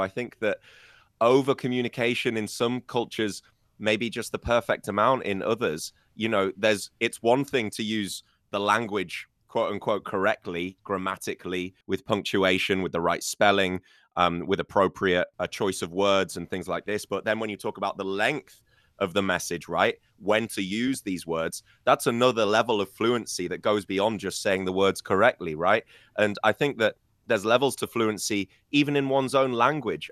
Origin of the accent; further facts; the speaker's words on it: United Kingdom; first language English; now in China; me as a British person